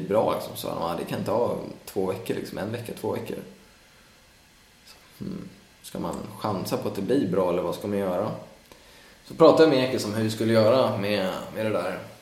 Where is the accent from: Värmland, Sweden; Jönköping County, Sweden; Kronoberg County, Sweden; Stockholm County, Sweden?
Stockholm County, Sweden; Stockholm; also born or lived in Skåne; now in Gothenburg, Sweden; jag är från Stockholm och jag fyller år då så att jag har ändå tänkt vara uppe med familjen